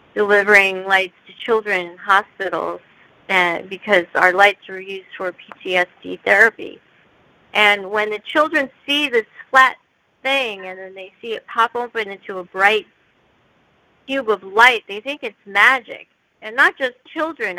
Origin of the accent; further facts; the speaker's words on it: United States; I'm I'm Korean, and I grew up in the United States